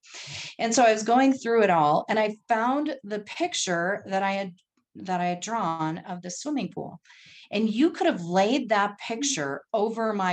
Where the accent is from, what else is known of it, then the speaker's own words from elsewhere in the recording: North Dakota, United States; also born or lived in Texas; now in Colorado, United States; I grew up in North Dakota